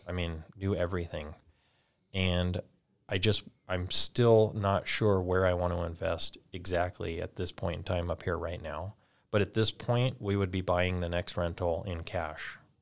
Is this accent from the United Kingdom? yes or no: no; California, United States; moved away as an adult; now in North Idaho, United States; we're originally from California, so that's where that all started. When we moved to North Idaho, little over two years ago